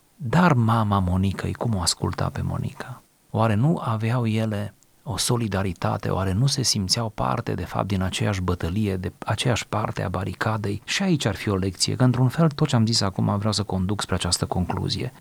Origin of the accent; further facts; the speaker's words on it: Romania; demnitatea noastră ca români